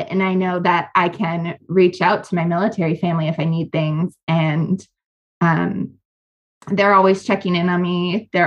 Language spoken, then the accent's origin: English; Wisconsin, United States; I chose to go to Madison because I'm from Wisconsin.